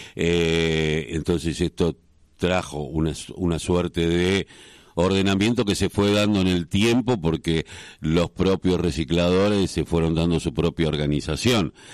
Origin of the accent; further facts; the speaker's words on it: Quilmes, Buenos Aires Province, Argentina; Yo, soy de Quilmes